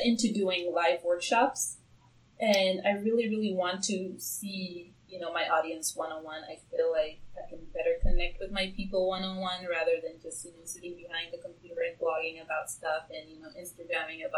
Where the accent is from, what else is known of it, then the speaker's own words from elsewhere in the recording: Tanzania; now in Seattle, United States; I'm originally from Tanzania, East Africa, and I do plan on going back home for good by the end of 2018